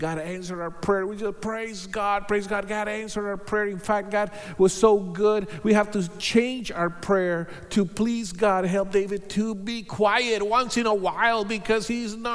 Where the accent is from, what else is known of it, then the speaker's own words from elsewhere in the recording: Bogotá, Colombia; moved away as an adult; also born or lived in Hawaii; now in United States; So we are both from Bogota, Colombia. So we are Colombianos. So we met there. We were born there. We were raised there. And we moved to the U.S. Several years ago